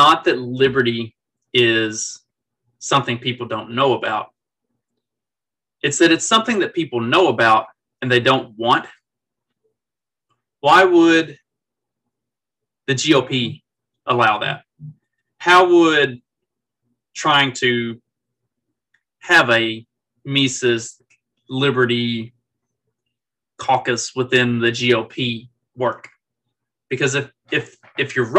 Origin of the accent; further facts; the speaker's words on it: Kentucky, United States; now in Indiana, United States; I'm from Kentucky